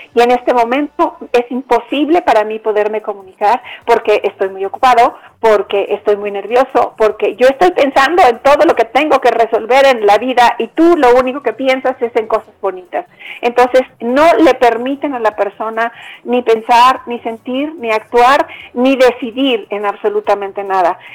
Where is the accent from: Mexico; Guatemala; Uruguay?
Mexico; now in Bogotá, Colombia; yo soy mexicana y en mi país